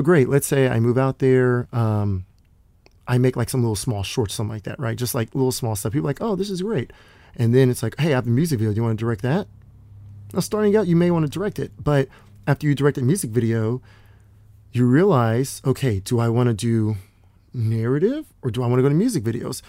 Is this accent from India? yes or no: no; Dallas, Texas, United States; now in Los Angeles, United States; I, I grew up in Dallas